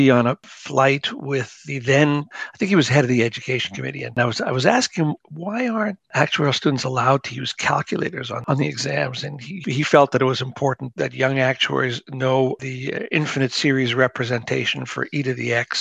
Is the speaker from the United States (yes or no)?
no; Winnipeg, Manitoba, Canada; moved away as an adult; now in Toronto, Canada; I'm from Winnipeg originally, and I went to University of Manitoba